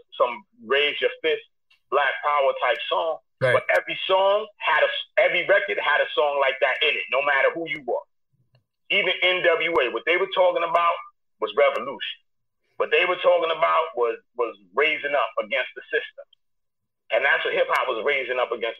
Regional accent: New York City, New York, United States; I was young from East New York

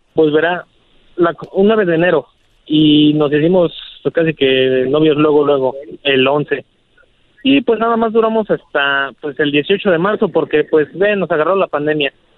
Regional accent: Mexico City, Mexico; also born or lived in Arvin, California; yo soy de la Ciudad de México

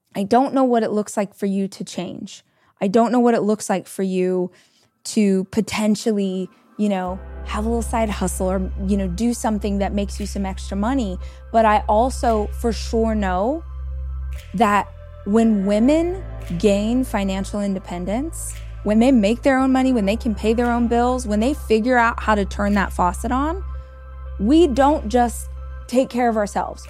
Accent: Southern California, United States; born or raised there; moved away as an adult; now in Austin, United States

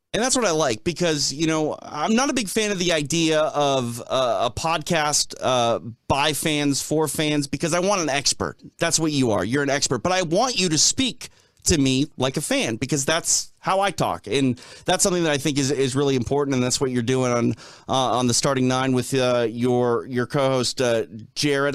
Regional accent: Minneapolis, Minnesota, United States; I grew up in Minneapolis

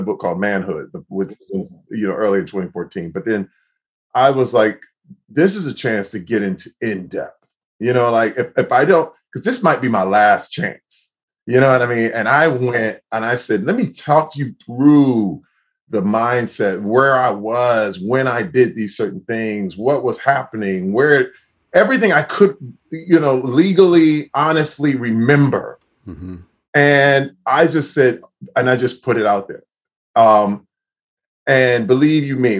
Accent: Flint, Michigan, United States; as a young Black man growing up in Flint, Michigan

